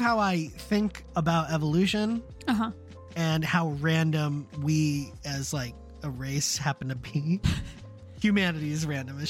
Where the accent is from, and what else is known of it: United States; also born or lived in Germany